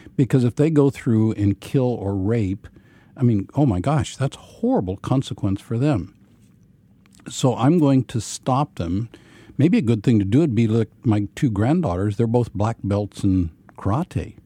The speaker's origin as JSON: {"language": "English", "region": "Ozarks of Missouri", "country": "United States", "tie": "born or raised there", "said": "I grew up in a brethren context. uh, in the Ozarks of Missouri"}